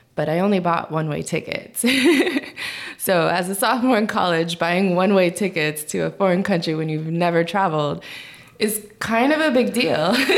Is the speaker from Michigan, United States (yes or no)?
no; northern Minnesota, United States; first language Korean; English is a second language; also born or lived in Busan, South Korea; now in Washington, D.C., United States; my brother and I were basically about the only minorities in about a 50 mile radius of the town that we grew up in. So it's a small town, northern Minnesota